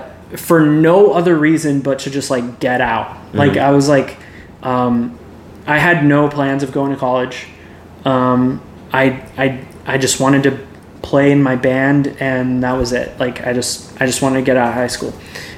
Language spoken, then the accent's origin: English; Keller, Texas, United States; I was born and raised in Keller